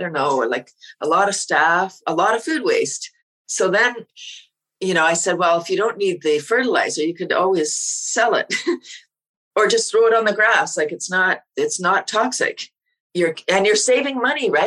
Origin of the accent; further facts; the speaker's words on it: Toronto, Ontario, Canada; I moved out of Toronto. I'm from Toronto, up to a small town